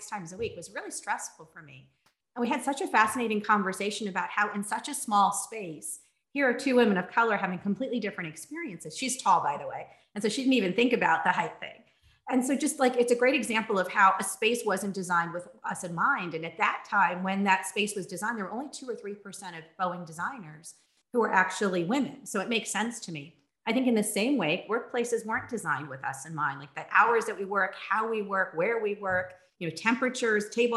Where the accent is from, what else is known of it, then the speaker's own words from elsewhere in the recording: New Jersey, United States; also born or lived in San Francisco; now in Los Angeles, United States; I grew up in New Jersey. I grew up in a very small farm country town.